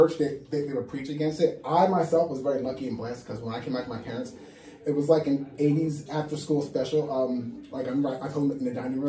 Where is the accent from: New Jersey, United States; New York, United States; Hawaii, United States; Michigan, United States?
New Jersey, United States; Like in the 80s where I grew up outside of Manhattan in New Jersey